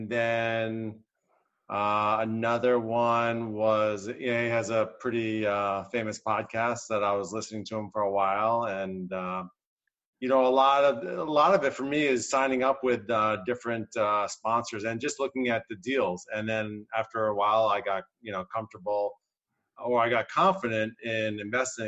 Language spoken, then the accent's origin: English; New Jersey, United States; moved away as an adult; I was born and raised in New Jersey and moved out here over 20 years ago